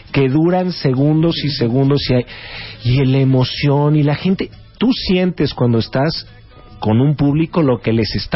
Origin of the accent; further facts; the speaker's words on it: Acapulco, Guerrero, Mexico; also born or lived in New York, United States; ¿Por qué nací en Nueva York? ¿Por qué mi mamá me llevó a Acapulco? ¿Por qué terminé viviendo en Acapulco tantos años?